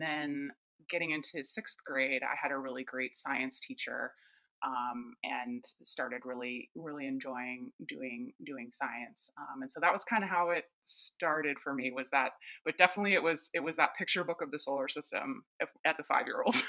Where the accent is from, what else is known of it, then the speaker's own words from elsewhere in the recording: East Coast, United States; I grew up on the East Coast